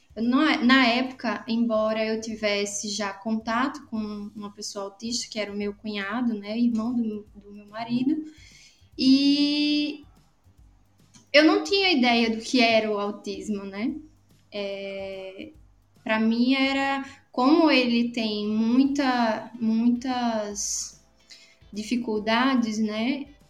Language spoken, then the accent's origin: Portuguese; Natal, Rio Grande do Norte, Brazil; moved away as an adult; also born or lived in Paraíba; eu sou de Natal, no Rio Grande do Norte. É, nasci e hoje moro aqui, depois de alguns anos morando fora